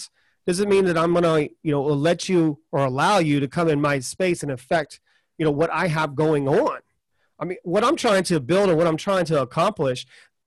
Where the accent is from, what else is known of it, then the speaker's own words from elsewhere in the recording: the South, United States; I'm from the South